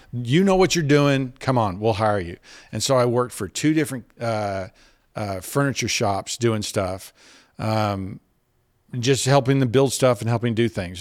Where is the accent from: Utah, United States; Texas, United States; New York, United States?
Texas, United States; Dallas; now in Fort Worth, United States; I was from Dallas